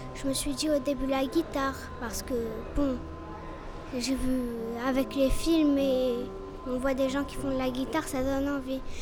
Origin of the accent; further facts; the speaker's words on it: Casablanca, Casablanca-Settat, Morocco; born or raised there; also born or lived in Canada